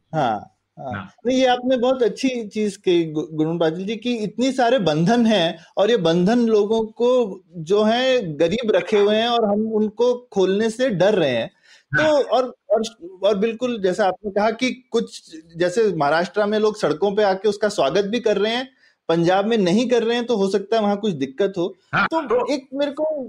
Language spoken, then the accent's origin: Hindi; Uttar Pradesh, India; moved away; also born or lived in Karnataka; मैं यूपी में यूपी से हूँ यूपी में बड़ा हुआ